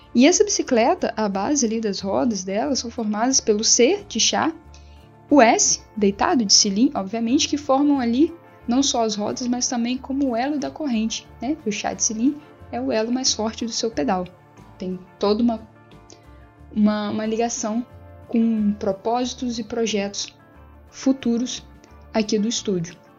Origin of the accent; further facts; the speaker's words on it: Mimoso do Sul, Espírito Santo, Brazil; eu sou aqui de Mimoso do Sul, a cidade no sul do Espírito Santo